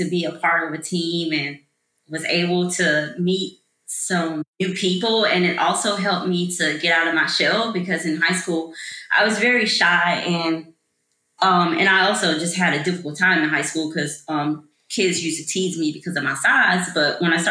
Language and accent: English; Atlanta, Georgia, United States; originally I'm from Atlanta, Georgia. So that's all the Atlanta public school system schools.